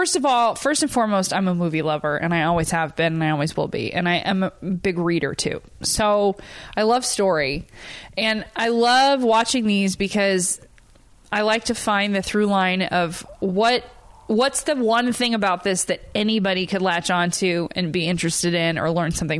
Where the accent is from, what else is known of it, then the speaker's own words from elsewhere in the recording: Huntington Beach, California, United States; moved away; I'm from Huntington Beach